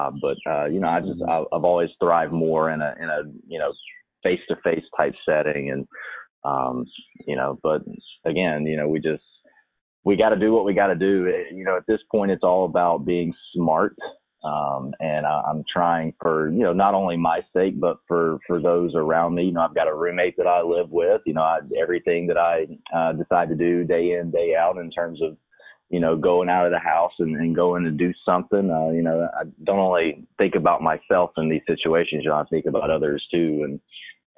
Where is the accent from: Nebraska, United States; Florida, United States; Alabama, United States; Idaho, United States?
Alabama, United States; moved away as an adult; now in Louisiana, United States; my hometown in Alabama